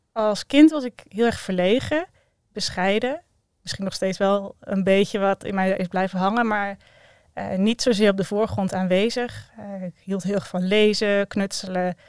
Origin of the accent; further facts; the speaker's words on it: Breda, North Brabant, Netherlands; also born or lived in Maastricht; ik ben opgegroeid in Breda, geboren in Maastricht, maar daar wel geteld eh, drie maanden gewoond